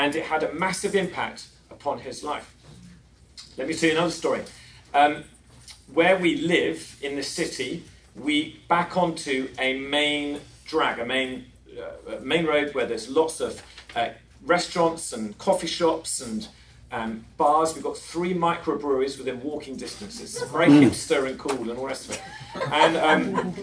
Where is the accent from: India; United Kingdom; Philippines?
United Kingdom; England; moved away as an adult; now in Long Beach, United States; We came from England